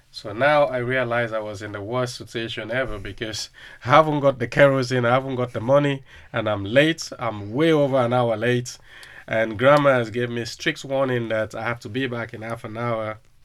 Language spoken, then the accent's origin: English; Freetown, Western Area, Sierra Leone; now in Liverpool, United Kingdom; growing up in Sierra Leone was really tough